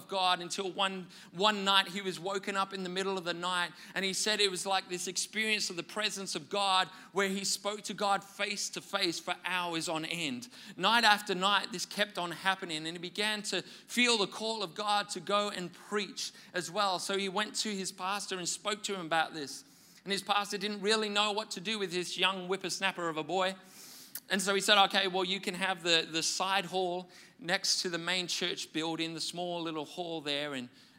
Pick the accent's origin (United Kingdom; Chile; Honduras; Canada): United Kingdom; Wales; I grew up in Wales in the UK